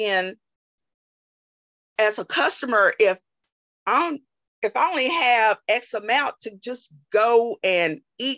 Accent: Alabama, United States; moved away; born and raised in Alabama, mm-hmm. in a rural area

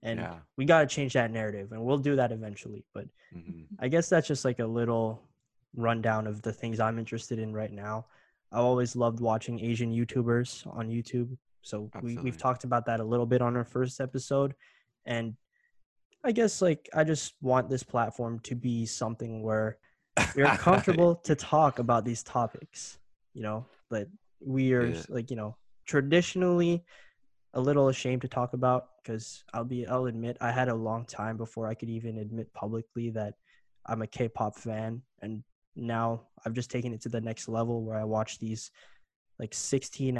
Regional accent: Canada; I grew up here in Canada

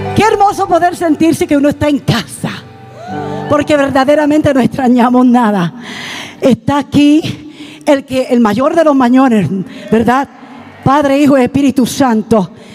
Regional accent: Puerto Rico; moved away as an adult; now in Canada; Mi esposo y yo somos originalmente de Puerto Rico. Somos boricuas. Pero ya hace casi 40 años que el Señor nos llevó al norte

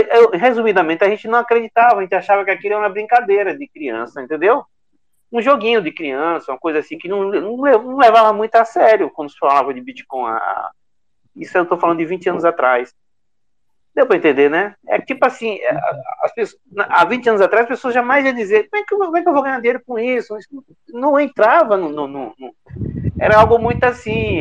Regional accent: Bahia, Brazil; Sou da Bahia também

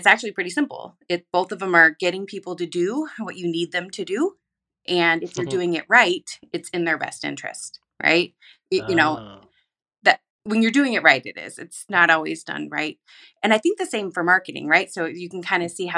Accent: Pacific Northwest, United States; moved away; I'm from the Pacific Northwest.

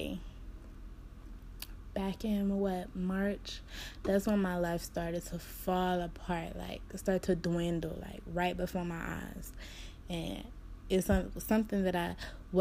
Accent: Cleveland, Ohio, United States; I'm from Cleveland, Ohio

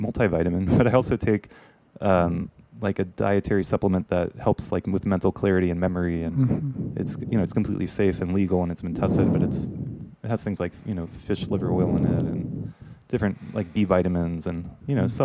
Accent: the Bible Belt, the South, United States; I grew up in the Bible Belt

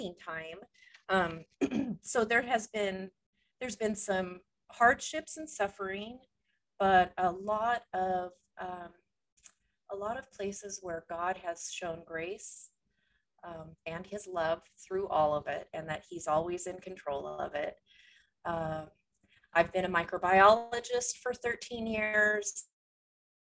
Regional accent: California, United States; moved away as an adult; also born or lived in Washington State; now in Washington, United States; I grew up in California

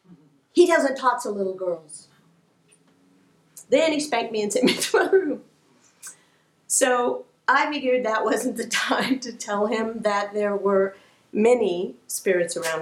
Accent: Kansas City, Missouri, United States; I grew up in Kansas City, Missouri

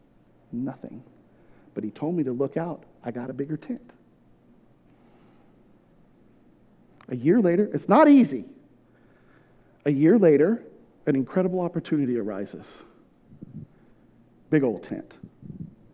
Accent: California, United States; moved away as an adult; also born or lived in Houston, Texas; I'm in my hometown. I'm surrounded by all my people, like, all my family, so many friends. I grew up in this town

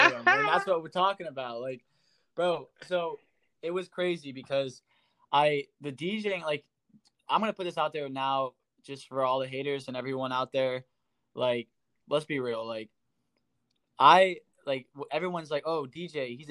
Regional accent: Erie, Pennsylvania, United States; I'm from Erie, Pennsylvania. And that's, I kind of just was raised there and never left

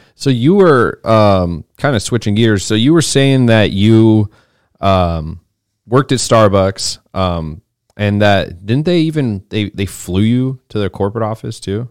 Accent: Boise, Idaho, United States; now in Austin, United States; I'm from Boise, Idaho

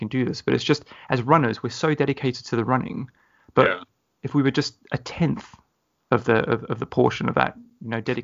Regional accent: South Africa; being South African myself

